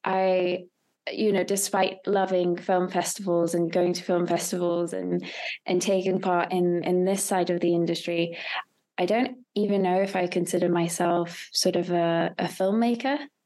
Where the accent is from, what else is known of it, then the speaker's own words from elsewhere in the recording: Hungary; moved away as an adult; also born or lived in United Kingdom; I'm originally from Hungary, and I studied in the UK